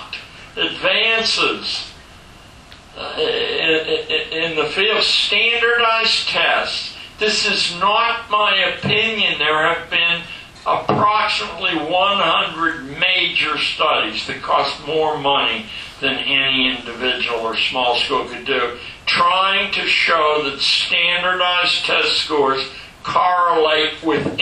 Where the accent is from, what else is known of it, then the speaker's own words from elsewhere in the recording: Pittsburgh, Pennsylvania, United States; growing up in Pittsburgh, Pennsylvania